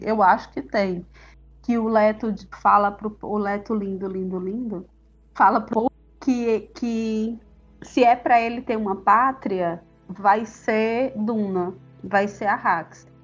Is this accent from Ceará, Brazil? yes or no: yes; Jaguaribe Valley, Ceará, Brazil; Eu sou do Vale do Jaguaribe, que é uma parte aqui do Ceará que é bem agreste